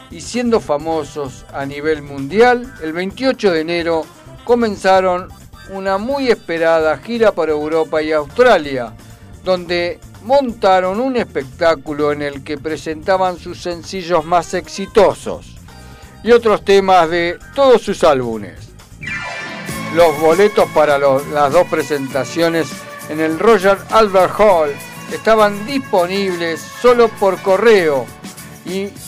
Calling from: Villa Martelli, Buenos Aires Province, Argentina; Sí, soy de Villa Martelli, Andrés. Eh, estoy escuchando la radio, está muy bueno.

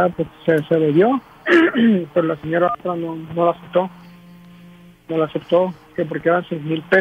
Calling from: California, United States; De acá, de California.

